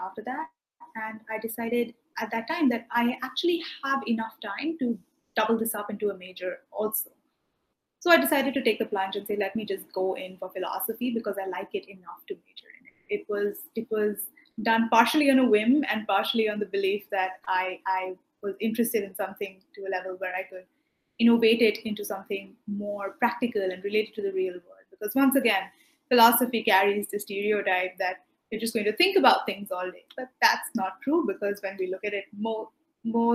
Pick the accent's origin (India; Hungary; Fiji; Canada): India; moved away as an adult; also born or lived in London / Maine; I'm from India